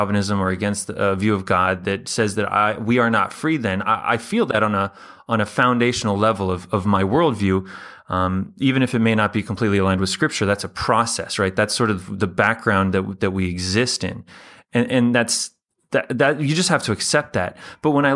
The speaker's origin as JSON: {"language": "English", "country": "United States", "said": "Being American"}